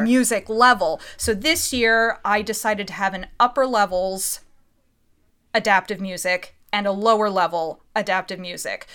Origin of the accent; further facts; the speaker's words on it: Reading, Pennsylvania, United States; also born or lived in Philadelphia; I'm from Reading, Pennsylvania